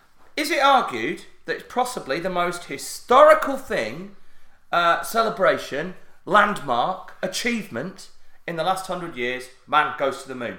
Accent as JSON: {"language": "English", "town": "Barnsley", "region": "Yorkshire and the Humber", "country": "United Kingdom", "said": "there is East Yorkshire, but I'm from South Yorkshire."}